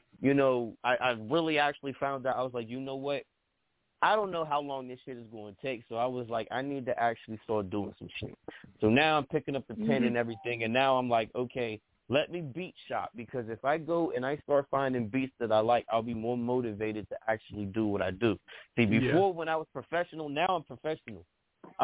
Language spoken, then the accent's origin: English; East Coast, United States; I'm from the East Coast, and every time I hear, you know, a West Coast artist, I'm throwing up the dubs.